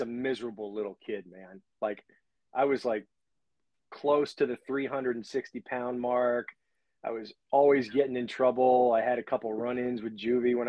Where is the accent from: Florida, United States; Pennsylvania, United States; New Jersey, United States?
New Jersey, United States; moved away; I'm from New Jersey, and anything that smells toxic always reminds me of home.